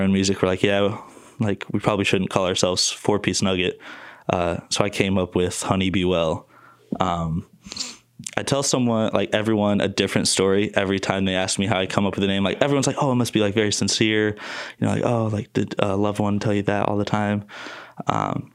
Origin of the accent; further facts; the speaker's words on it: Fort Wayne, Indiana, United States; moved away; also born or lived in Muncie, Indiana; I'm from Fort Wayne and I grew up with Chase